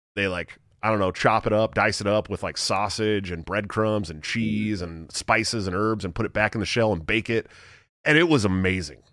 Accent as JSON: {"language": "English", "region": "California", "country": "United States", "said": "I'm from California"}